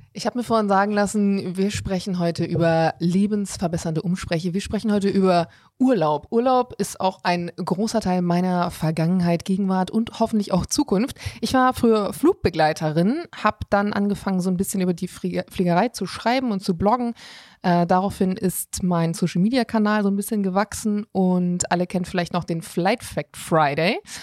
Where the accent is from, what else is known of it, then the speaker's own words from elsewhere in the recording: Bremen, Germany; Ich komme tatsächlich aus Bremen.